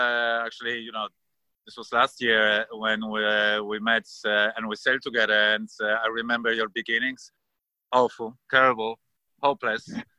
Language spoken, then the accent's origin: English; Warsaw, Masovian Voivodeship, Poland; moved away as an adult; now in Sopot, Poland; And I live in Sopot. Actually, I was born in Warsaw in Poland, which is in the middle of the country. This is the capital. But I moved 10 years ago with my family to over here on the Baltic coast.